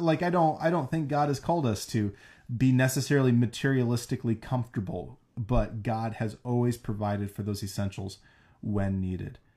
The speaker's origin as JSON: {"language": "English", "region": "South Dakota", "country": "United States", "tie": "born or raised there", "moved": "yes", "lives_now": "Boise, United States", "said": "growing up in South Dakota"}